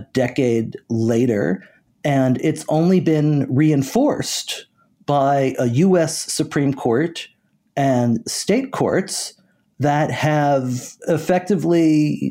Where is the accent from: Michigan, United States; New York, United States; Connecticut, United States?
Connecticut, United States; I grew up in Connecticut.